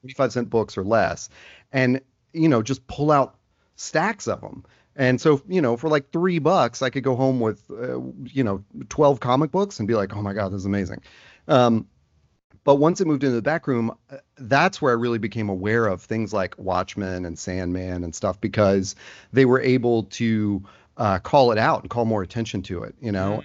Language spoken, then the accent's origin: English; Nashville, Tennessee, United States; myself growing up in Nashville